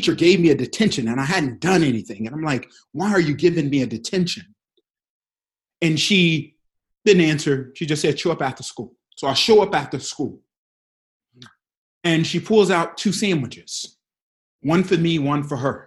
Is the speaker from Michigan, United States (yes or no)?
yes; Detroit, Michigan, United States; I grew up in Detroit, Michigan.